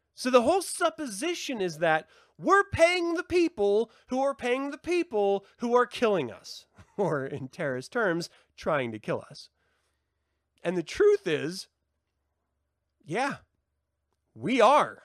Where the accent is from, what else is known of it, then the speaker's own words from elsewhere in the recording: United States; as an American society